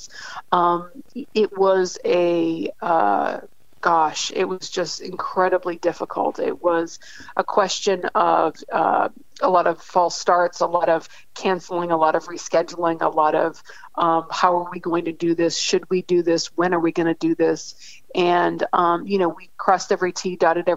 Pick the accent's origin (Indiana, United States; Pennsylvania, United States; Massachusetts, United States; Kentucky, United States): Massachusetts, United States; Lakeville; moved away as an adult; also born or lived in Little Rock, Arkansas / New York City / Chicago; I grew up in Lakeville, Massachusetts